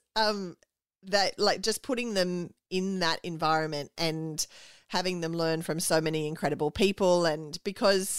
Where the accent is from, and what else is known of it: Australia